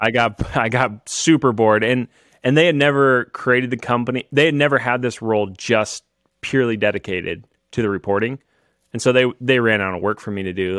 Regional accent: Kansas, United States; I'm from Kansas.

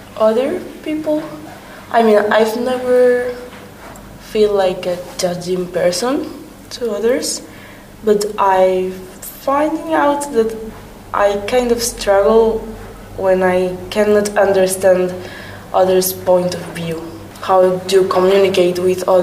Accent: Spain; English is a second language; moved away as an adult; now in Hungary; I'm from Spain

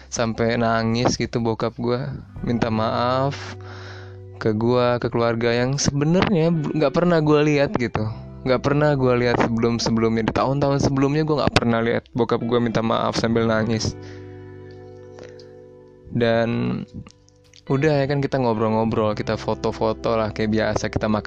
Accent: Bengkulu, Indonesia; gue balik lah balik kampung gue ke Bengkulu gue dari Bengkulu by the way dan gue SMA di Jababeka di SMA Presiden

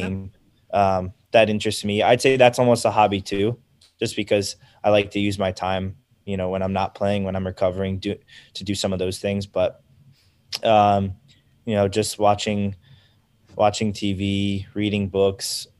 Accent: United States; I'm American

